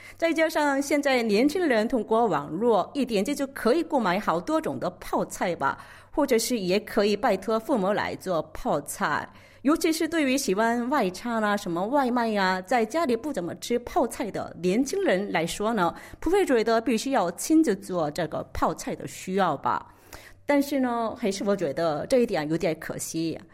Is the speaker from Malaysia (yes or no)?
no; South Korea; Chinese is a second language; also born or lived in Beijing, China; 我是土生土长的韩国人，都在韩国学习和韩国生活的